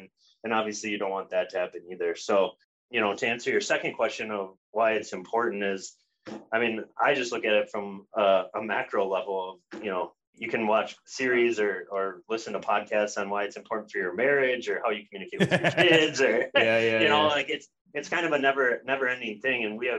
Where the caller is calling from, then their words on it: Minneapolis, Minnesota, United States; Calling in from sunny Minneapolis, Minnesota.